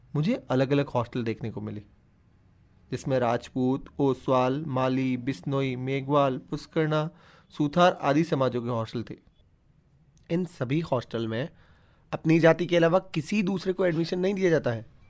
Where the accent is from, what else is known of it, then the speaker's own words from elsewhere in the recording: Phalodi, Rajasthan, India; मैं राजस्थान के जोधपुर ज़िले में स्थित फलोदी शहर का रहने वाला हूँ